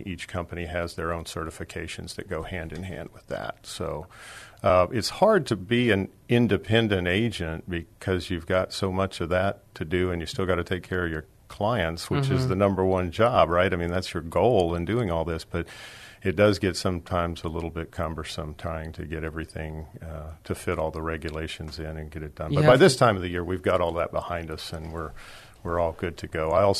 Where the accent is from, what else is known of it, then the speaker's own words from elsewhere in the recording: Dallas, Texas, United States; now in San Antonio, United States; Well, I'm originally from Dallas, but I've lived here for 53 years, so I call myself a San Antonian